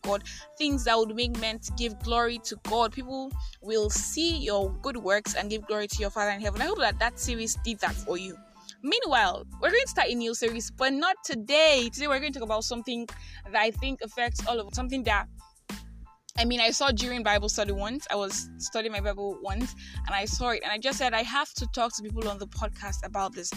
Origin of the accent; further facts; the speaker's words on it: Nigeria; I am that Nigerian Christian talkaholic